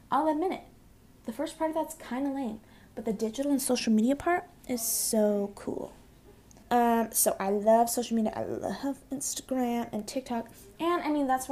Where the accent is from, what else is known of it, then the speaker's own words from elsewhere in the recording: Boise, Idaho, United States; I am from Boise, Idaho, super exciting, super exotic, yeah, we have all four seasons